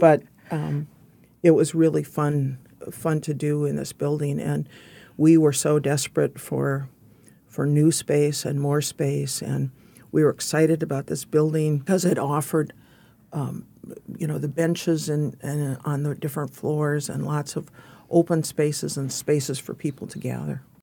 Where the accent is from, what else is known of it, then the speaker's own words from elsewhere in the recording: Fargo, North Dakota, United States; moved away; I grew up in Fargo, North Dakota, which at that time was a small town